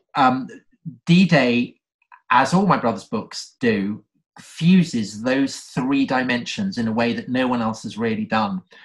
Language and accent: English; outside Salisbury, South West England, United Kingdom; we we grew up outside Salisbury